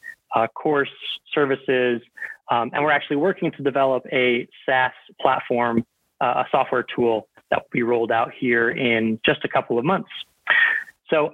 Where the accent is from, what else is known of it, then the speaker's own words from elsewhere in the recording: Tampa, Florida, United States; moved away as an adult; also born or lived in Indiana / Chicago; I was born and raised in just outside of Tampa, Florida